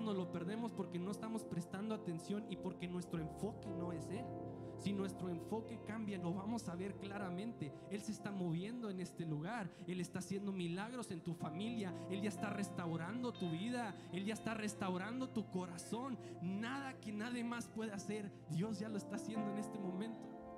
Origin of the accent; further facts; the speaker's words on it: Allende, Coahuila, Mexico; soy de Allende, Coahuila